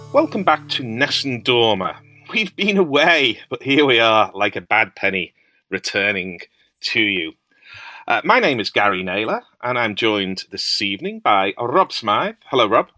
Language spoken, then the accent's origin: English; Liverpool, North West England, United Kingdom; I'm a Scouser